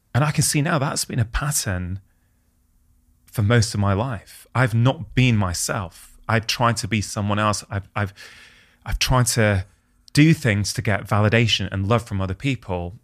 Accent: United Kingdom; as an Indian immigrant's child in the U K

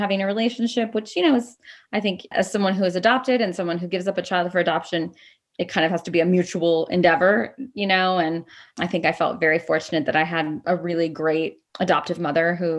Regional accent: Texas, United States; moved away as an adult; also born or lived in Chicago / New York City / Los Angeles; I was born in Chicago, but I grew up in Texas.

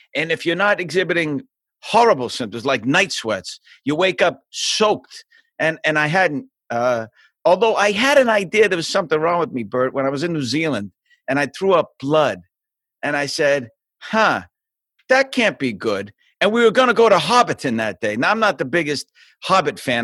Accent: Boston, Massachusetts, United States; moved away; I'm from Boston. I was born in a, a place called South Boston

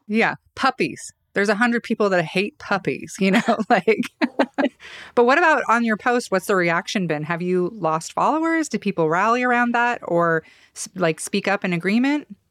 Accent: Boise, Idaho, United States; I grew up in Boise, West Boise

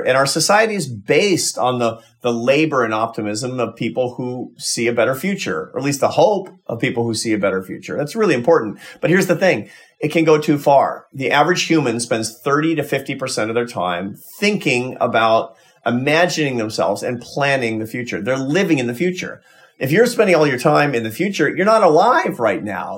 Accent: United States; as an American

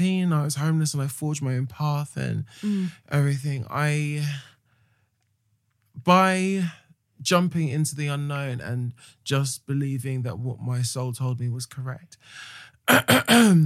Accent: United Kingdom; being British

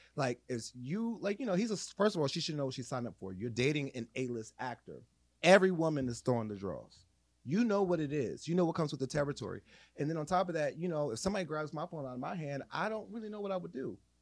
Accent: Jersey City, New Jersey, United States; moved away; I'm from Jersey City, the hood, I didn't stay there a long time

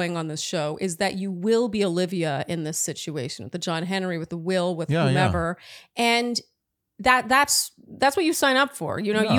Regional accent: Ottawa, Ontario, Canada; now in United States; When I first moved to the States, I was not expecting to say I'm from Ottawa and have so many people blink at me like they'd never heard of it.

